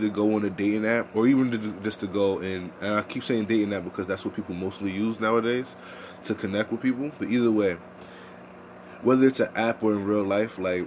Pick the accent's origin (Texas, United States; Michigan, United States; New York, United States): New York, United States; New York City; accent: New York; I'm from Harlem. I have the New York accent.